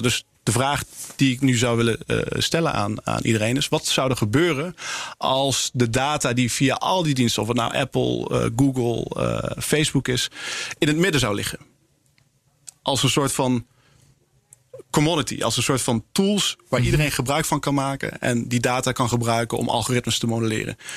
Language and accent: Dutch; Netherlands; als Nederlanders en als Europeanen